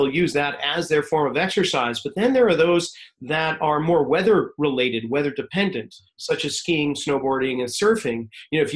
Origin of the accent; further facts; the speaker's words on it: New England, United States; moved away as an adult; now in California, United States; I loved growing up in New England.